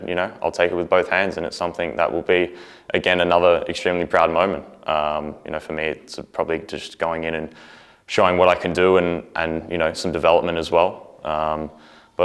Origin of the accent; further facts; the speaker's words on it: Australia; also born or lived in New Zealand; I very much consider myself Australian. I did spend, I have half my family in New Zealand and spent time there growing up, but I was born in Australia